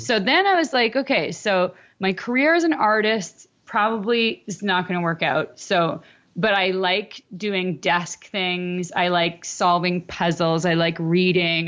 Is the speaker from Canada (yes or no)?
yes; Canada; I'm Canadian.